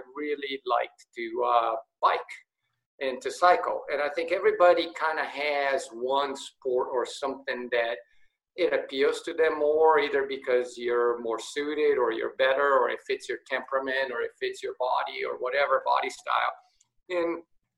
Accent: São Paulo, Brazil; also born or lived in Rio de Janeiro, Brazil; now in United States; I was born in Brazil, in São Paulo, Brazil, and I lived there until I was 10 years old. And then my dad got moved to the U.S. We lived here for 2 years and then went back to Brazil, back to Rio.

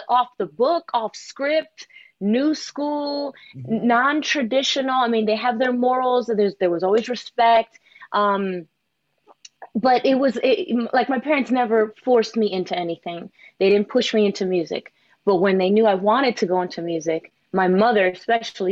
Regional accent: New York City, New York, United States; I was actually born in Queens, New York

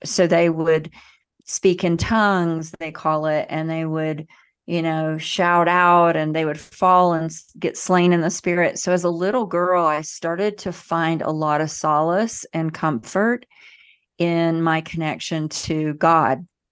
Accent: the South, United States; I grew up in the South in the United States.

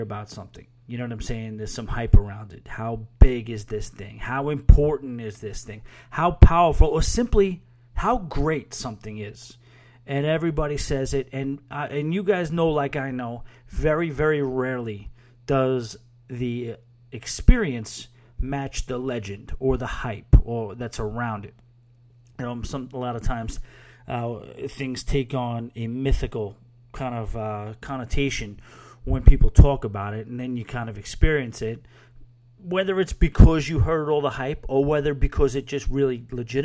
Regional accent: New York City, New York, United States; I'm a New Yorker

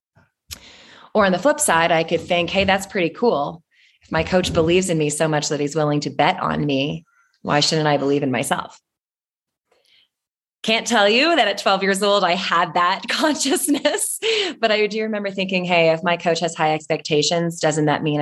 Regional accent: Toronto, Ontario, Canada; I'm from Toronto in Canada

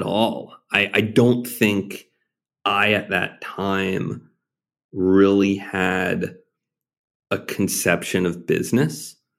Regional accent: Arkansas, United States; five-year-old growing up in Arkansas

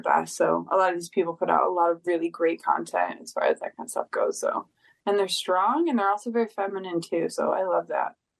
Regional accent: Detroit, Michigan, United States; moved away; I'm from Detroit originally.

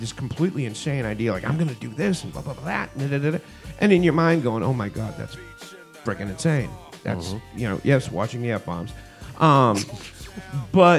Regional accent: suburbs of Boston, Massachusetts, United States; moved away; also born or lived in Los Angeles; I didn't get a chance to choose my hometown, you know, growing up in the, as Bill Burr would say, the safe suburbs of Boston

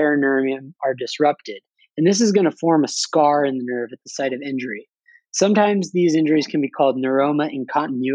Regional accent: Los Angeles, California, United States; I'm from Los Angeles

